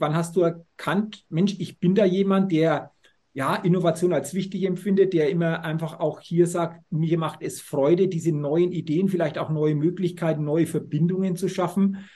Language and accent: German; Middle Franconia, Bavaria, Germany; ich komme aus äh, Franken, Mittelfranken. Nürnberg ist 35 Kilometer entfernt.